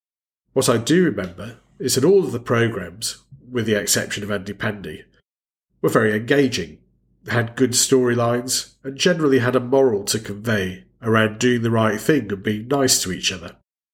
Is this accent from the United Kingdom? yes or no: yes; United Kingdom; Great to have you listening as we continue our celebration of growing up in Britain during the 1970s and the part that television played in our lives.